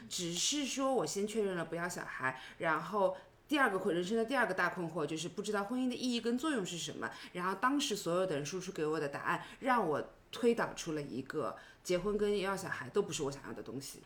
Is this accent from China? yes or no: yes; China; 我在国内的这个环境开，成长起来的